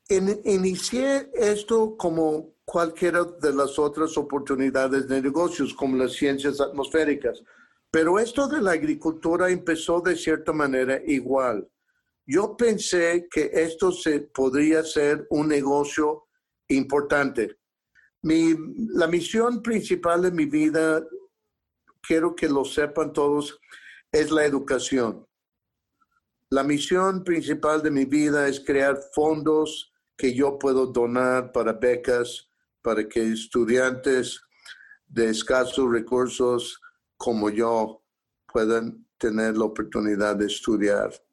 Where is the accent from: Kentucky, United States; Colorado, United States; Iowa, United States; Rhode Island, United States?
Colorado, United States; Durango; la pobreza en que yo me crié en Durango, Colorado.